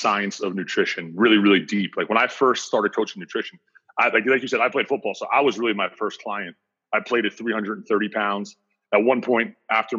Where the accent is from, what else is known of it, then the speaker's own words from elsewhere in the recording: New Jersey, United States; also born or lived in Mount Pleasant, Michigan; I'm from New Jersey, but I spent 5 years in beautiful Mount Pleasant, Michigan.